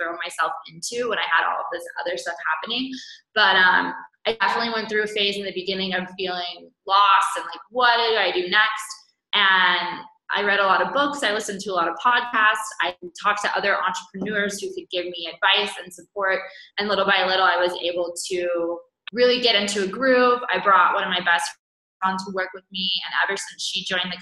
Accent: California, United States; now in Guatemala; my hometown in California

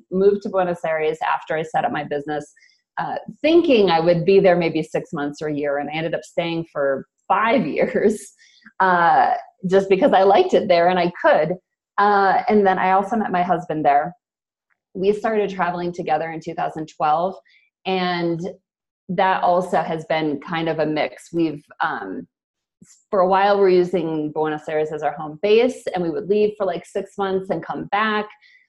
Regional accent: United States; Yeah, so I'm originally from the States. I actually moved around a lot growing up, so I guess in some ways I've been a nomad forever.

